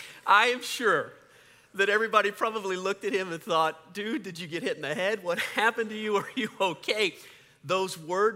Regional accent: Colorado, United States; also born or lived in New Orleans, Louisiana / Aspen, Colorado / Denver, Colorado; I was born in New Orleans, so I cheered for the Saints for a little while, but you got to remember, back in those days, there was no reason to cheer for the Saints. In 1969, my family moved to Colorado. We actually moved to Aspen.

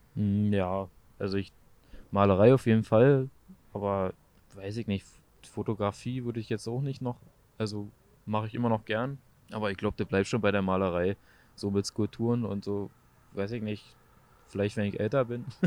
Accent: Frankfurt, Brandenburg, Germany; Also äh, Frankfurt-Oder, das äh, östlichste Teil von Deutschland, äh, quasi genau an der Grenze zu äh, Polen. Äh, wir haben quasi Doppelstadt, äh, Slobice, Frankfurt-Oder. Und da bin ich halt so aufgewachsen

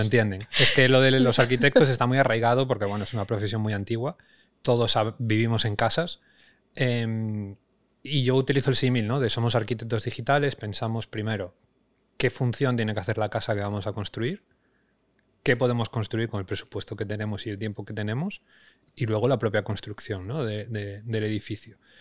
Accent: Galicia, Spain; also born or lived in Madrid; now in Barcelona, Spain; nacido en Galicia, aunque ahora fincado en Barcelona, aunque antes de esto he pasado 10 años en Madrid

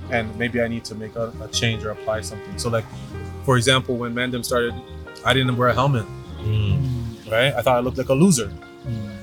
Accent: Toronto, Ontario, Canada; I grew up in Scarborough. I grew up in a very white neighborhood in Scarborough

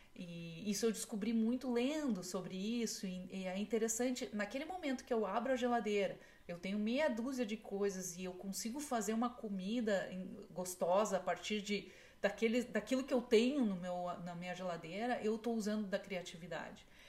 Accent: Brazil; now in United States; como brasileira

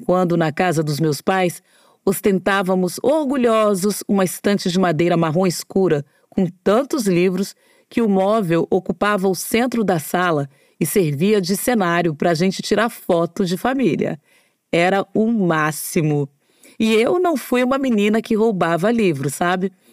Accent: Brasília, Federal District, Brazil; Durante a minha adolescência em Brasília

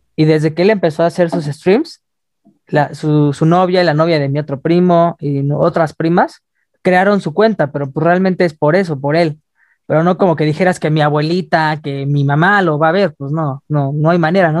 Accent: Mexico; como mexicanos nacemos con nuestra marca de la vacuna acá

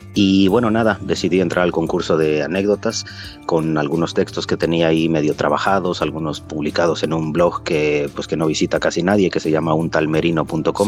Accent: Mexico City, Mexico; moved away as an adult; also born or lived in United States / India / Poland; now in Kraków, Poland; Yo soy del DF, nací en la Ciudad de México, pero hace, ya 20 años más o menos que me fui

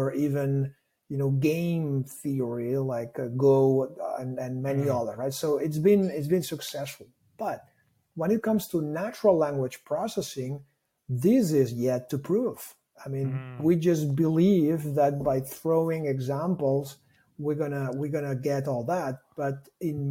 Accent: Barcelona, Catalonia, Spain; first language Catalan; English is a second language; I am from Barcelona. So my mother tongue is Catalan.

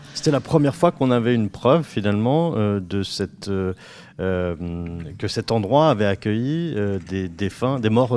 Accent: Normandy, France; Chez nous en Normandie, et plus particulièrement à Rouen

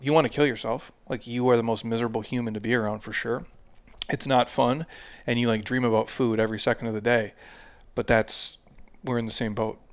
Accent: Midwest, United States; I'm from the Midwest

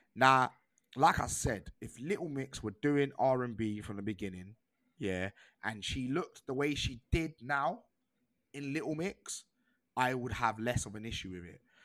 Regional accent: United Kingdom; culturally, I am British

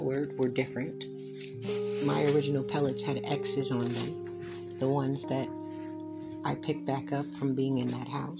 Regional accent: Philadelphia, Pennsylvania, United States; also born or lived in Willow Grove, Pennsylvania / Chester, Pennsylvania / Darby, Pennsylvania / Upper Darby, Pennsylvania; Willow Grove, my hometown. Born and raised in both Philly and Willow Grove.

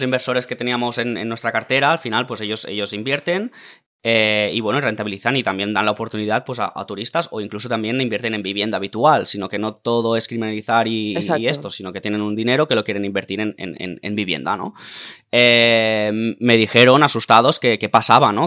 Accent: Tarragona, Catalonia, Spain; also born or lived in Cambrils; somos de Tarragona

